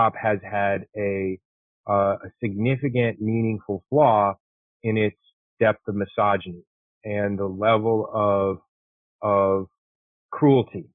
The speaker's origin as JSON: {"language": "English", "town": "Chicago", "region": "Illinois", "country": "United States", "also_born_or_lived": "Detroit", "moved": "yes", "said": "I'm from Chicago"}